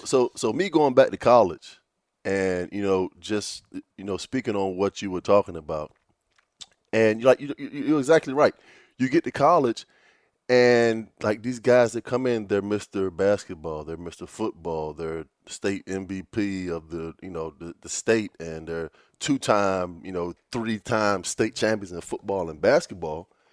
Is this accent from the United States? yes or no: yes; Virginia Beach, Virginia, United States; growing up in Virginia Beach